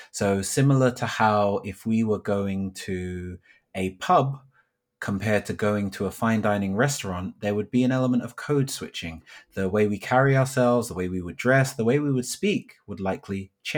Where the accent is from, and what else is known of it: Thornton Heath, London, United Kingdom; born or raised there